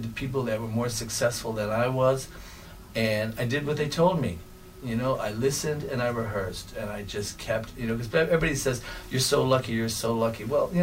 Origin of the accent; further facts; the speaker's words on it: Chicago, Illinois, United States; moved away as an adult; now in Milwaukee, United States; I was born and raised in Chicago, and in 1983, I got an opportunity to move up to Milwaukee, Wisconsin for a teaching position